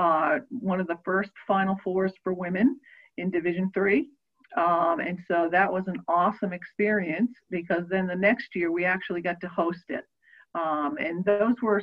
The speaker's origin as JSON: {"language": "English", "region": "Maine", "country": "United States", "tie": "born or raised there", "also_born_or_lived": "Massachusetts", "moved": "yes", "said": "I grew up in Maine, long way from here"}